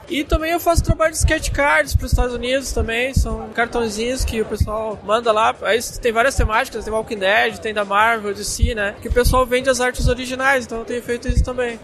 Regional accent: Rio Grande do Sul, Brazil; sou gaúcho

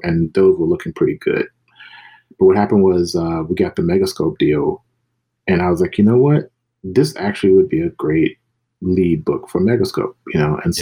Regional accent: Mississippi, United States; I'm from the South, myself, yeah. from Mississippi

